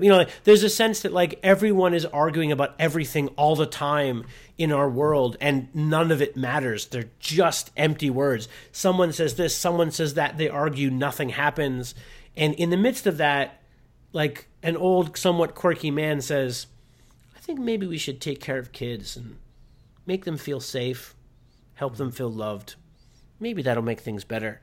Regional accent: Pittsburgh, Pennsylvania, United States; I grew up near Pittsburgh, so, like, Mister Rogers' neighborhood

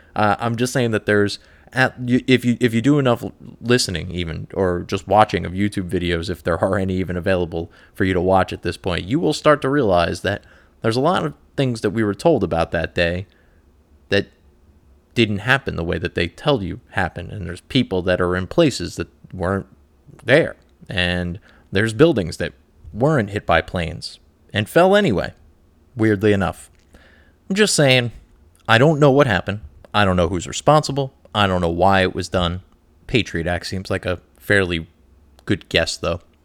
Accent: New Jersey, United States; I'm from New Jersey.

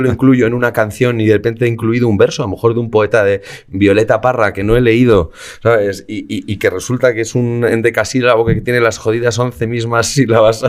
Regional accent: Madrid, Community of Madrid, Spain; soy pijo madrileño de libro.

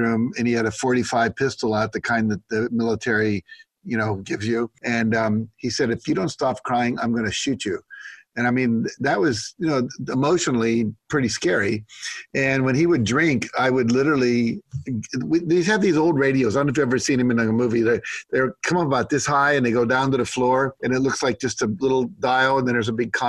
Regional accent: West Virginia, United States; I grew up in West Virginia primarily.

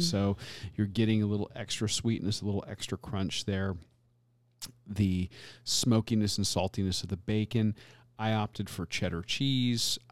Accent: Florida, United States; I grew up in Florida my entire life

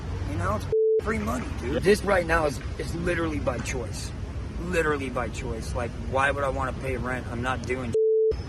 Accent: Louisiana, United States; now in San Francisco, United States; Louisiana, Texas area.

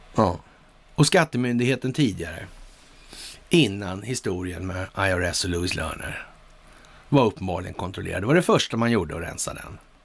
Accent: Sweden

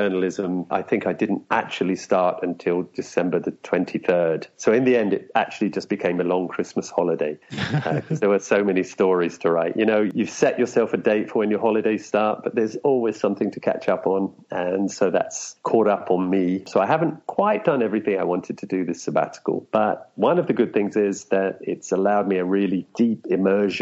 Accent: London, United Kingdom; moved away as an adult; also born or lived in Edgware, London / Manchester / Japan / China; now in Brazil; I was born on one northern branch of that, and I grew up from the age of three on another branch, High Barnet, and I spent the first 18 years of my life there.

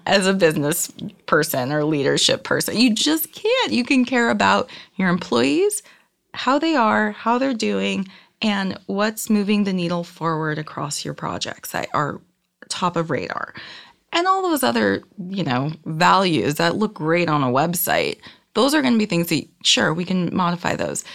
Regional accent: Reno, Nevada, United States; now in Los Angeles, United States; I grew up in Reno, Nevada

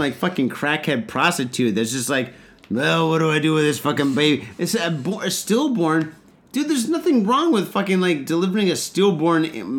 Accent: Detroit, Michigan, United States; now in Japan; I grew up in Detroit.

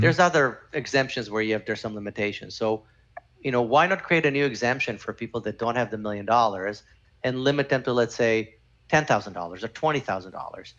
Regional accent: Canada; I'm Canadian

